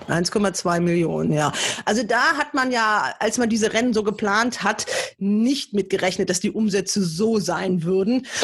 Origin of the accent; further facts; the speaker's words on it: Germany; als Deutscher